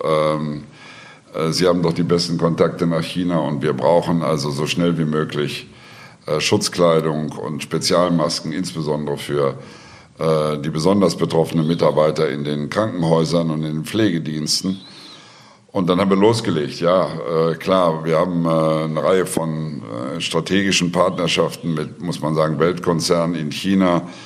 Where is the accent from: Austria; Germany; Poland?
Austria; bei uns in Österreich